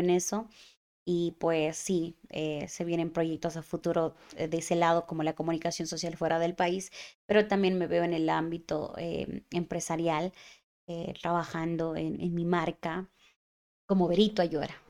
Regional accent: Cuenca, Azuay, Ecuador; yo soy cuencana hasta las mismas

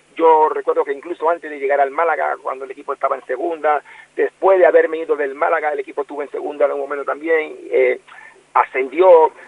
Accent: Colón, Panama; con el equipo de mi ciudad natal

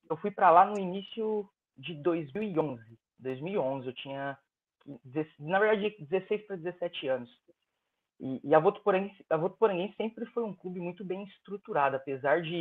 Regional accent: Penápolis, São Paulo, Brazil; Eu sou sim, eu sou do, do interior de São Paulo, na verdade, cidade chamada Penápolis.

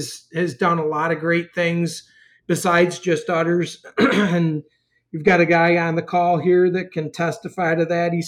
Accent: New York, United States; moved away as an adult; now in Wisconsin, United States; So, as many people know, I'm a transplant from New York to Wisconsin. We had a dairy in New York for many, many years with a family, and, a little over 4 years ago, I guess, I came to Wisconsin after we sold our dairy in New York

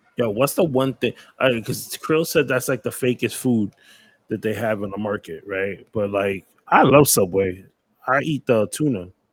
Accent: New York City, New York, United States; I'm from New York too

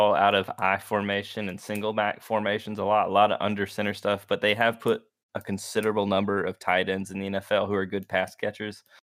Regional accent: Dublin, Georgia, United States; born or raised there; also born or lived in Americus, Georgia

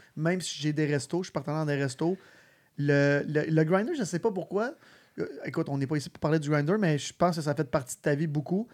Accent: Sainte-Martine, Quebec, Canada; je venais de Sainte-Martine

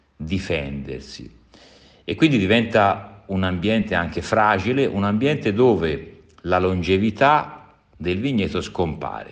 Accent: Tuscany, Italy; sono toscano

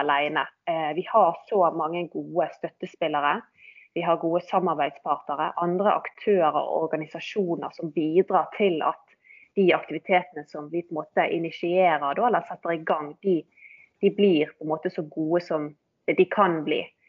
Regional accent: Bergen, Vestland, Norway; født og oppvokst i Bergen og har jo i grunnen eh, bodd hele mitt liv her

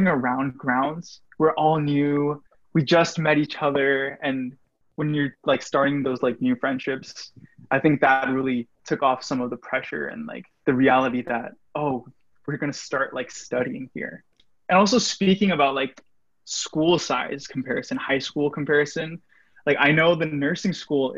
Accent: Virginia, United States; I'm also from Virginia

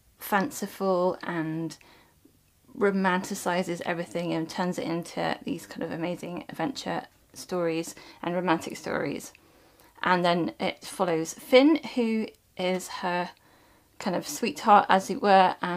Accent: United Kingdom; being British, we don't learn that in our history lessons at school

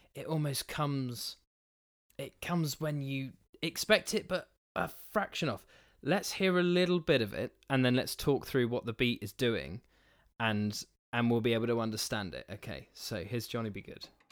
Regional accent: New Forest, South East England, United Kingdom; where I grew up in the New Forest

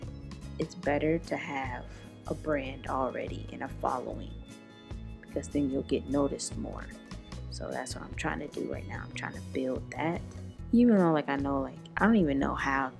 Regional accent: Chicago, Illinois, United States; I'm from Chicago

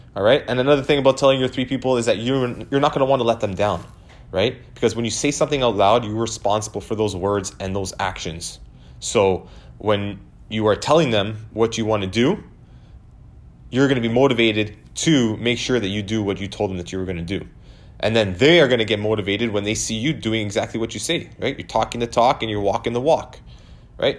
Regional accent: Canada; I was born in Canada, but my, um, my grandparents and my parents are Italian, so I consider myself Italian

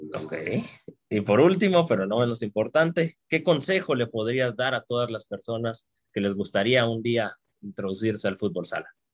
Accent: Guatemala; como guatemaltecos y guatemaltecas

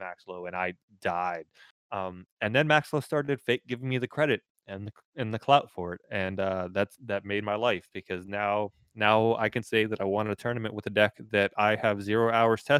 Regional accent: Orlando, Florida, United States; moved away; I'm from Orlando originally. Transplanted up here

